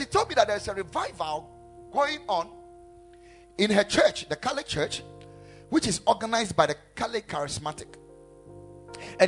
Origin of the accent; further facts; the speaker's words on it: Ghana